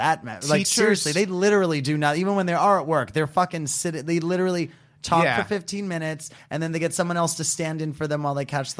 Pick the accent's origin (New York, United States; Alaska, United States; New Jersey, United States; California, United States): New York, United States; because I'm from New York, and when Bloomberg was the new mayor in New York City